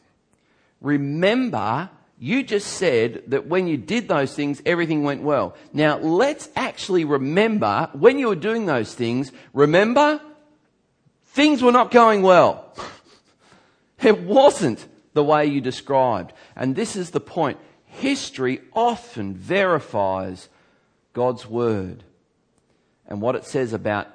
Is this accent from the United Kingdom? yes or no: no; Geelong, Victoria, Australia; my church that I grew up in Geelong